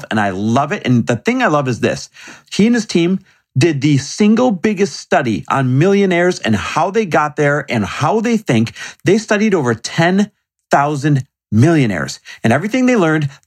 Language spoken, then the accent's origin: English; Kentucky, United States; now in Franklin, United States; Where'd you grow up? Uh, Kentucky. And where do you live now? Uh, Franklin, Tennessee